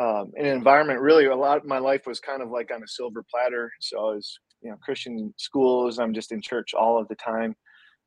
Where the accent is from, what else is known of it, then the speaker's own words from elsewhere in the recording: Detroit, Michigan, United States; also born or lived in South Florida / Seattle; I grew up in the Metro Detroit area